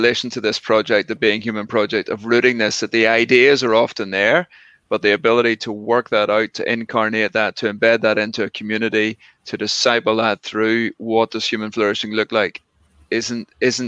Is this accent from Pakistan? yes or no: no; Ireland; accent: Irish; in my Irish accent